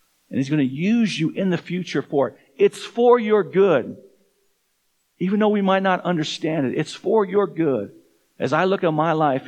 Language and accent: English; Tucson, Arizona, United States; now in Fort Collins, United States; I grew up in Tucson, Arizona